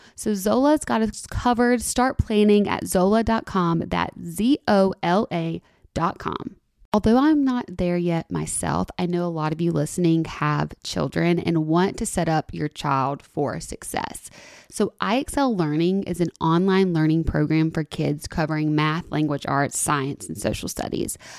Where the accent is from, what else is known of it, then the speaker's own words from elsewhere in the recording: Tuscaloosa, Alabama, United States; moved away as an adult; also born or lived in Los Angeles, California; now in Nashville, United States; I'm from Tuscaloosa and went to school in Tuscaloosa